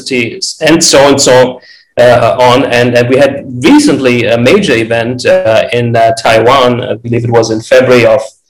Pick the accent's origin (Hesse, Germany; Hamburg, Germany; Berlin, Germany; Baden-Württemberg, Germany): Hesse, Germany; Frankfurt; now in Los Angeles, United States; I'm originally from Frankfurt, Germany. I now reside in Los Angeles, California.